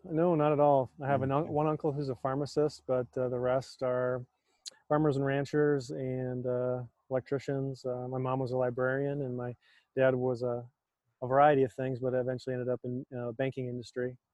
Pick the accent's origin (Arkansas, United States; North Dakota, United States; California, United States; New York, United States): North Dakota, United States; moved away as an adult; also born or lived in Michigan; I grew up in North Dakota, just a, a small city of about 10,000 people when I was there